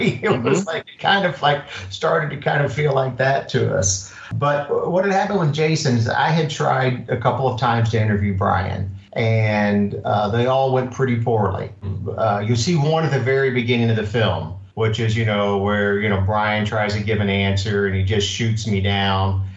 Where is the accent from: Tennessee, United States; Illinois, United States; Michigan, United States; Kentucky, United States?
Kentucky, United States; Louisville; now in Redondo Beach, United States; I grew up in Kentucky, Louisville, Kentucky